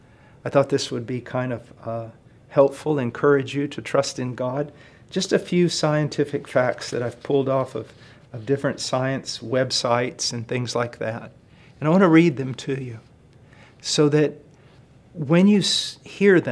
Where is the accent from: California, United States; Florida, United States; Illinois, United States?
Illinois, United States; I was born in Illinois on a farm